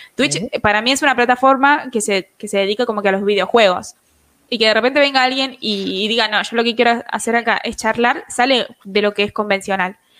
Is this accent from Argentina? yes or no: yes; Buenos Aires, Argentina; Tengo 20 años, soy de Argentina, de Buenos Aires